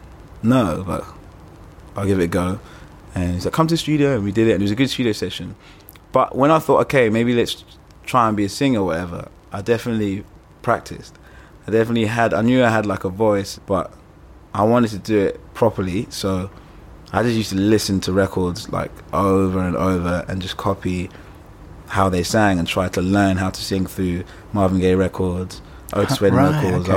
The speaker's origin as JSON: {"language": "English", "region": "London", "country": "United Kingdom", "tie": "born or raised there", "said": "I grew up in Muswell Hill. I'm Ugandan"}